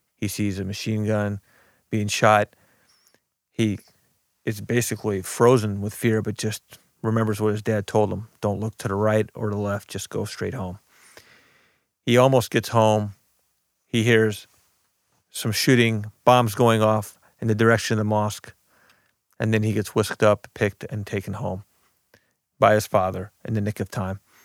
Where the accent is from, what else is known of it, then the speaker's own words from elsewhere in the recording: Belleville, Illinois, United States; also born or lived in Beirut, Lebanon; I grew up in Belleville, Illinois, but I was born in Beirut, Lebanon